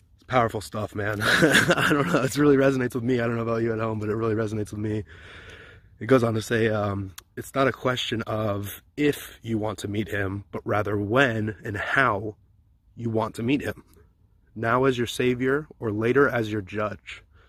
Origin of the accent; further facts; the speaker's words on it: Champaign, Illinois, United States; now in San Diego, United States; my hometown friends in Champaign, Illinois